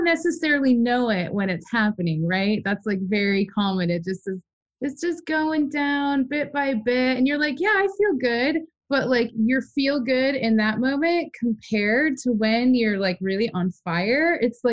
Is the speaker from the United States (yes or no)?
yes; Midwest, United States; I come from the Midwest